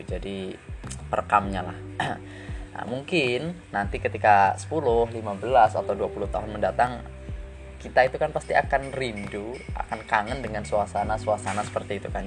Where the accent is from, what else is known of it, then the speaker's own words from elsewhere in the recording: Brebes, Central Java, Indonesia; also born or lived in Semarang; aku berasal dari Desa Benda, Sirampok, Brebes, Jawa Tengah